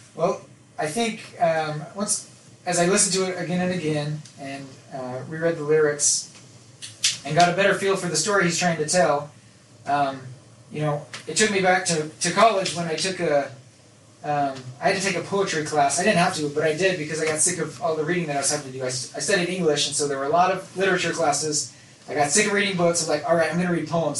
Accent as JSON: {"language": "English", "town": "Nephi", "region": "Utah", "country": "United States", "tie": "born or raised there", "said": "growing up in Nephi"}